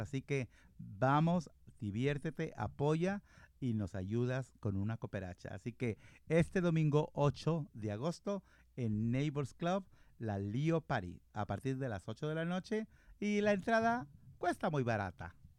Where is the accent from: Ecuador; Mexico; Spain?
Mexico; moved away; Yo soy de México